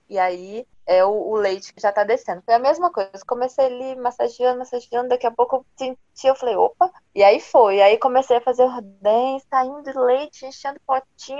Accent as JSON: {"language": "Portuguese", "town": "Vila Velha", "region": "Espírito Santo", "country": "Brazil", "said": "Eu sou de Vila Velha, no Espírito Santo"}